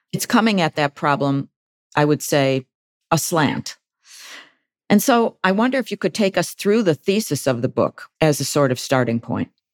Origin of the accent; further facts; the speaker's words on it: Buffalo, New York, United States; editor of the Buffalo News, which is my hometown daily.